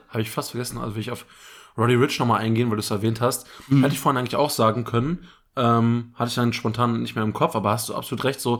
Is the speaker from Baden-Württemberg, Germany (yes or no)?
no; Sarstedt, Lower Saxony, Germany; Saarstedt, meine Heimatstadt